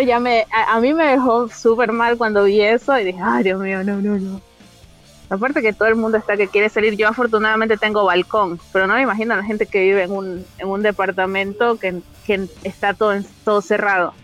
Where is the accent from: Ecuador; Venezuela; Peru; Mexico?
Ecuador; Machala, El Oro; moved away; yo nací en Machala